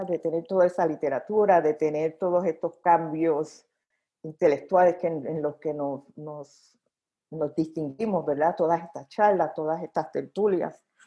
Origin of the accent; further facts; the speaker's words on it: Carolina, Puerto Rico; first language Spanish; moved away as an adult; also born or lived in Indiana, United States / Chicago, Illinois, United States; now in United States; yo soy negra y puertorriqueña